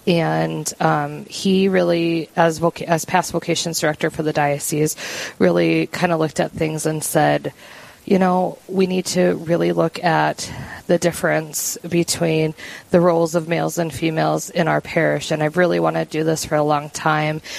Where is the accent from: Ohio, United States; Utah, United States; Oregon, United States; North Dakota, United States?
North Dakota, United States; Mandan; I have been born and raised in in Mandan.